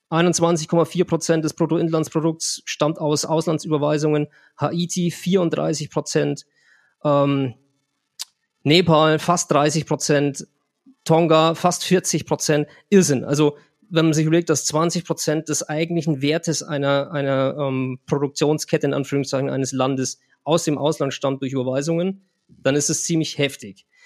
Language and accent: German; Germany; Ich habe es vorhin getestet, wenn ich als Deutscher von hier nach El Salvador was äh, schicken möchte, zahle ich äh, 1,90 Euro.